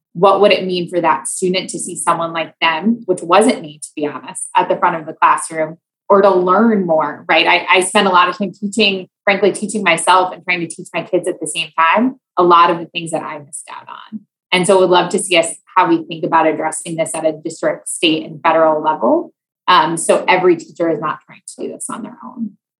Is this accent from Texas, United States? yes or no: no; Iowa, United States; moved away as an adult; also born or lived in Louisiana; I grew up in Iowa.